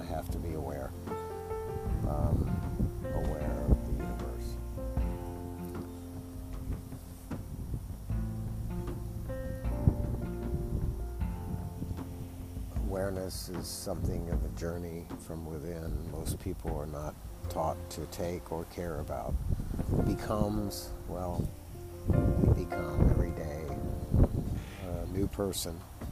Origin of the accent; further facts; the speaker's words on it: Austin, Texas, United States; growing up in Austin, Texas